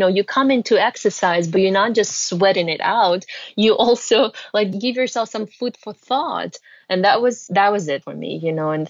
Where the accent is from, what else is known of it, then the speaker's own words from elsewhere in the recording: Russia; moved away; I was born and raised in Russia.